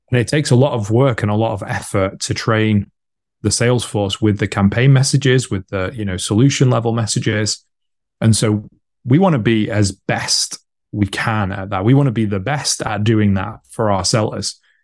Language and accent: English; United Kingdom; I'm British, based in the U K